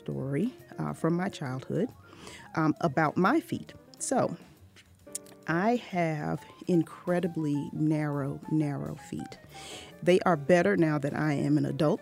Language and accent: English; Norfolk, Virginia, United States; my hometown in Norfolk, Virginia